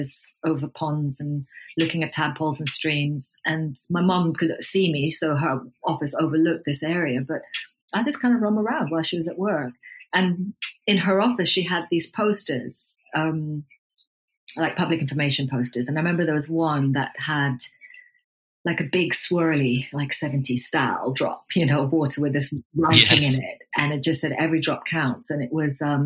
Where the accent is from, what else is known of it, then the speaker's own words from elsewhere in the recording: Nairobi, Kenya; Growing up in Kenya with, you know, the kind of twin influences of my mom and my dad